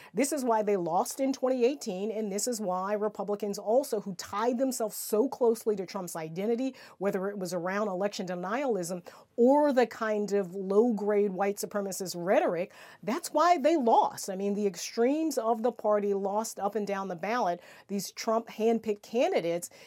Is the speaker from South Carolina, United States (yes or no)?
yes; South Carolina, United States; South Carolina, my home state